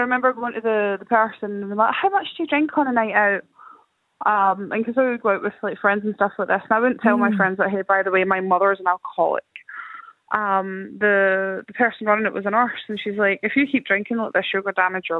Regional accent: Scotland, United Kingdom; So I grew up in Scotland, so not Ireland

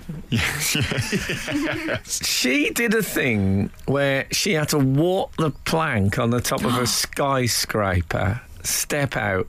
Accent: Leeds, Yorkshire and the Humber, United Kingdom; I'm from Leeds, so I've never seen mango before.

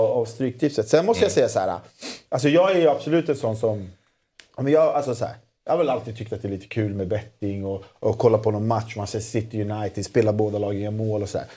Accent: Solna, Stockholm County, Sweden; jag är uppvuxen i Solna, Solna centrum

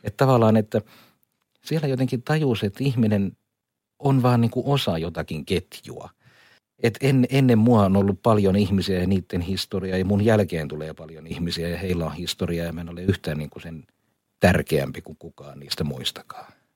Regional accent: Kuusamo, North Ostrobothnia, Finland; moved away; also born or lived in Laitila; mä olen niin kun asunut mummolassani niin. Kuusamossa

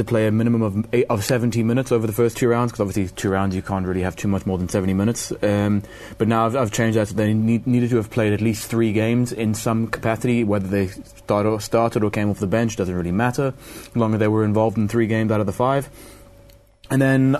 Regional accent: South Africa; As a South African

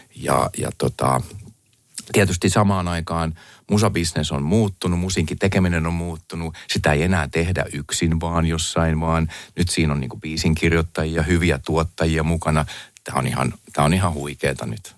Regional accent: Finland; also born or lived in United States; Mä, mä oon Suomesta

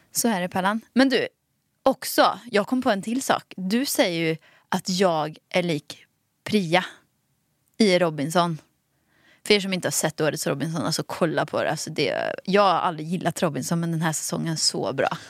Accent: Dalsland, Västra Götaland, Sweden; accent: Dalsland dialect; moved away; Dalslänning. Jag är också från Dalsland

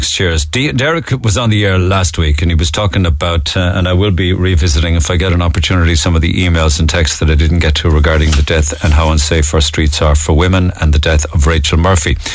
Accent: Ireland; I hold a Canadian passport but I was born and reared in Ireland.

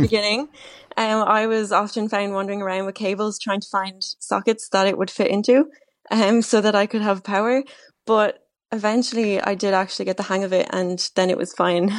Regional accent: Wexford, Leinster, Ireland; also born or lived in Dublin; I'm originally from Wexford

